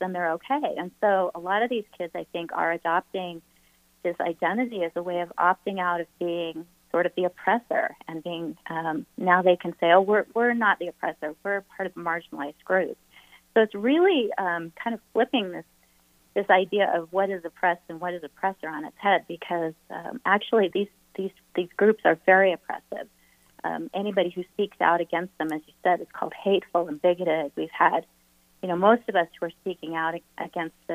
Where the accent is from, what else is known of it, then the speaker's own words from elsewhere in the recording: Utah, United States; my home state of Utah